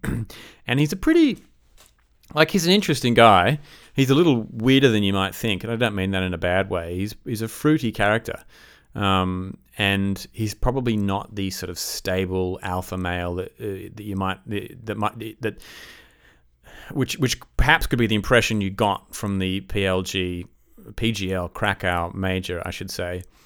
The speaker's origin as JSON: {"language": "English", "country": "Australia", "said": "I'm Australian"}